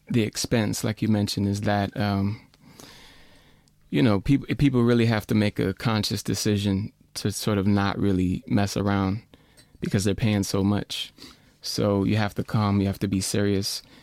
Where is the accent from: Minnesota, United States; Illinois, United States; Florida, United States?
Minnesota, United States; Minneapolis; Well, I'm from Minneapolis, and there's a lot of AACM cats.